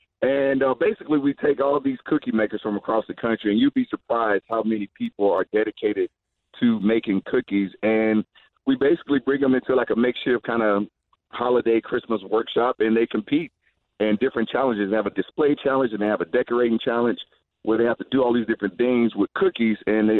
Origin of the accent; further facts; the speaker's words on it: Georgia, United States; born there; I'm from the South. I was born in Georgia, so I don't have my fair share of chitlins.